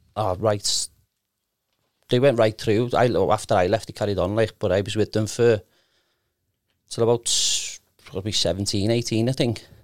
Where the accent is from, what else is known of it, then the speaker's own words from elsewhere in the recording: Liverpool, North West England, United Kingdom; I was from Kenny, but I went to Breckfield